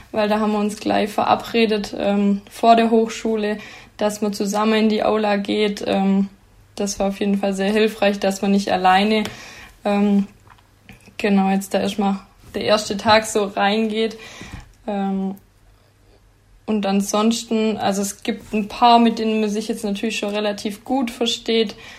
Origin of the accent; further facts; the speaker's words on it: near Sigmaringen, Danube valley, Baden-Württemberg, Germany; moved away as an adult; now in Aalen, Germany; ich komme ähm, aus der Nähe von Sigmaringen ähm, im Donautal